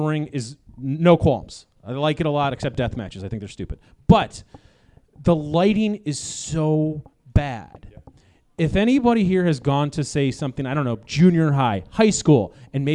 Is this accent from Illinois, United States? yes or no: yes; Chicago, Illinois, United States; I'm from Chicago